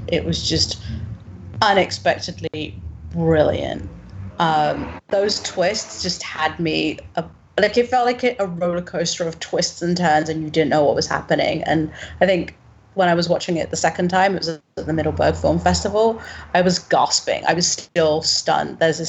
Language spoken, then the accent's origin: English; United Kingdom; being British, when I was a young child in the UK